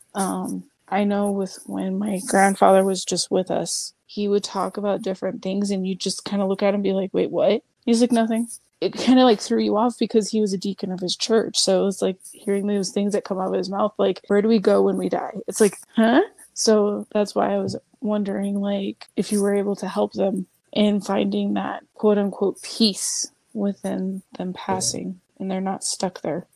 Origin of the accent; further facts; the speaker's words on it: United States; I'm American, so I don't know Dutch